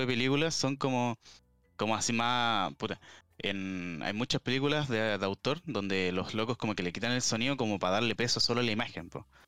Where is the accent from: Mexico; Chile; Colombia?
Chile; aquí en, en Chile